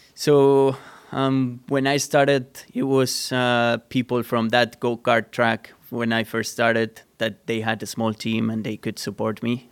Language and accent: English; Sant Antoni de Vilamajor, Catalonia, Spain; English is a second language; moved away; I'm from a small town. I'm not from Barcelona City. I'm from a small town. And on that town, there was a small go-karting track